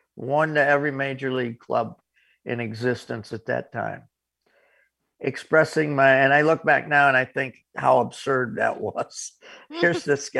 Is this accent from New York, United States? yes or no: yes; Corning, New York, United States; my hometown of Corning, New York